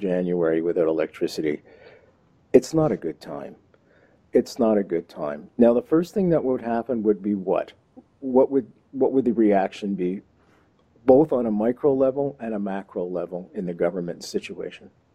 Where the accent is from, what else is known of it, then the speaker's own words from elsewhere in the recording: Canada; accent: Canadian; I'm Canadian